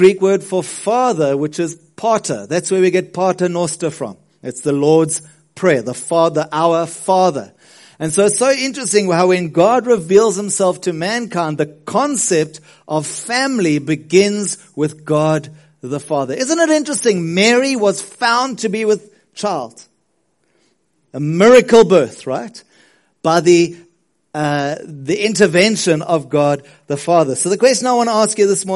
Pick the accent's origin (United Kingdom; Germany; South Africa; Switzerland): South Africa; as a South African